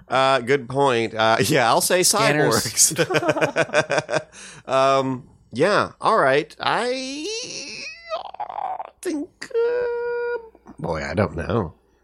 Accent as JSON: {"language": "English", "region": "Tennessee", "country": "United States", "tie": "born or raised there", "also_born_or_lived": "Pennsylvania", "said": "When I was a kid, I lived in Tennessee, as you know, and then I would go to Pennsylvania for the summers to be with my grandparents."}